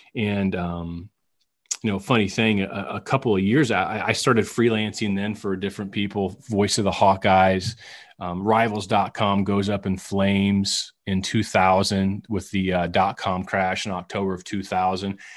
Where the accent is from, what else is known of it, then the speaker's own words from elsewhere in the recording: West Branch, Iowa, United States; moved away; also born or lived in Shawnee, Kansas; I grew up in West Branch idolizing Marv Cook